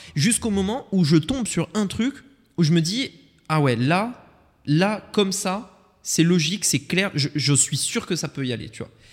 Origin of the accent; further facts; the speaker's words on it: Voiron, Auvergne-Rhône-Alpes, France; moved away; dans la ville dans laquelle on a grandi, en France, Voiron entre Grenoble et Lyon